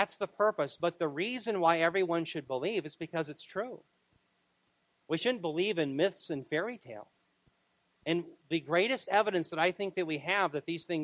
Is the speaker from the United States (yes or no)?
yes; Minneapolis, Minnesota, United States; I was born in Minneapolis